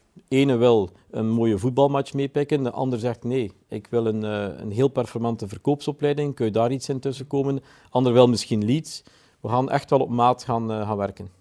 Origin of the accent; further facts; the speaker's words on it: Belgium; We komen als Belgen